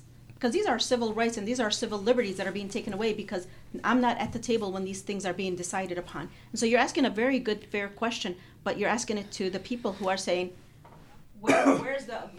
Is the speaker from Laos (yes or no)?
no; Palestine; now in United States; where are you from? I say Palestine.